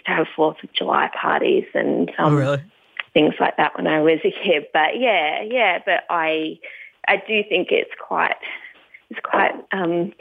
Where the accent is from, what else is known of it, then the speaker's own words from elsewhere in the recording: Tasmania, Australia; moved away; also born or lived in California; I grew up in Tasmania. I'm not there now, so I'm happy to say that I grew up down in Tasmania